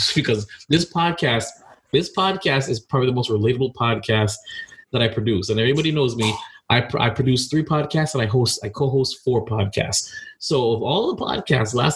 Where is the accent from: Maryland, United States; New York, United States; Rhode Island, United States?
New York, United States; I'm a New Yorker